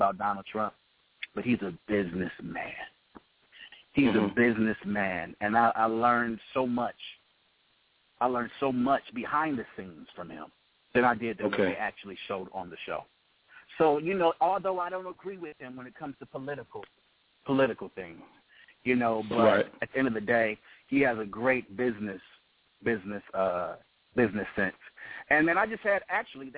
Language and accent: English; Detroit, Michigan, United States; I'm from Detroit, man, the Motown city